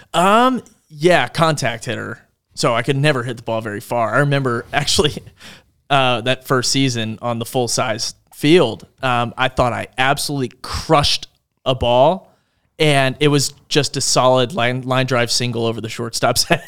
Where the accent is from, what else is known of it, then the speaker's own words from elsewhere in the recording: Langhorne, Pennsylvania, United States; moved away; My hometown, Langhorne. Langhorne, Pennsylvania is in Bucks County.